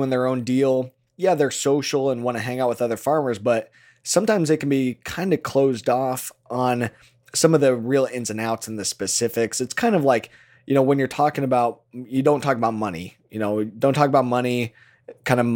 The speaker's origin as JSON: {"language": "English", "area": "Washington County", "region": "Iowa", "country": "United States", "said": "I'm a farmer from Iowa"}